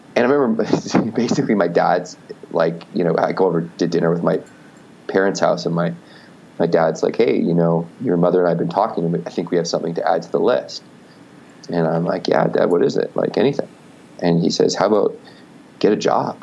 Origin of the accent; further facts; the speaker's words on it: Victoria, British Columbia, Canada; I grew up in Canada, so was, I was in Victoria, BC.